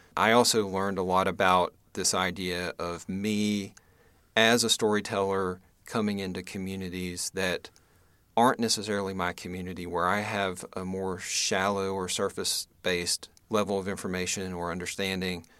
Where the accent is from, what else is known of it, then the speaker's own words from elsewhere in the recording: Western North Carolina, United States; also born or lived in Greensboro, North Carolina; I was born in North Carolina, uh, actually in Western North Carolina, kind of between Boone and Asheville